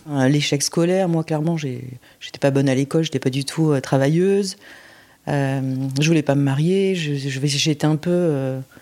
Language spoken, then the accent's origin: French; France; also born or lived in Busan, South Korea; j'ai été élevée par des parents français